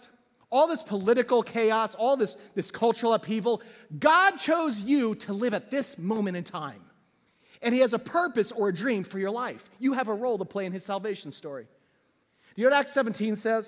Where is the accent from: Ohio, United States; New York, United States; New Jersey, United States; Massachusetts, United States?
New Jersey, United States; I grew up in a small town in New Jersey